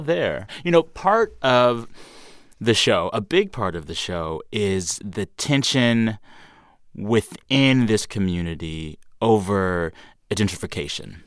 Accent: San Antonio, Texas, United States; I am from South Texas

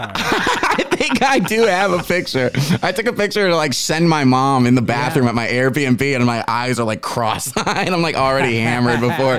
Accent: Aurora, Illinois, United States; accent: Chicago; I'm from Aurora, Illinois

